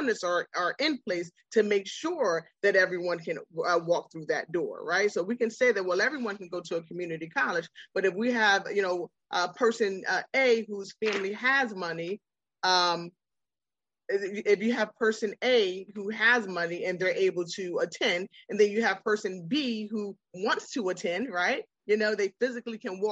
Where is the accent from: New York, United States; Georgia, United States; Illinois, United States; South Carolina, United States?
New York, United States; now in Virginia, United States; I'm from New York.